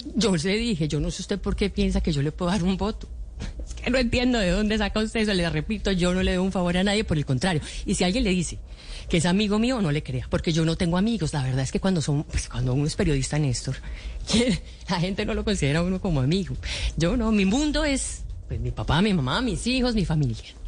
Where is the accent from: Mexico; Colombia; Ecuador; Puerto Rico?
Colombia; como cualquier colombiano